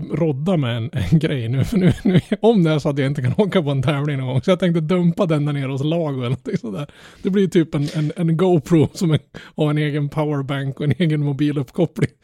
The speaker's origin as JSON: {"language": "Swedish", "region": "Norrland", "country": "Sweden", "said": "jag är norrlänning"}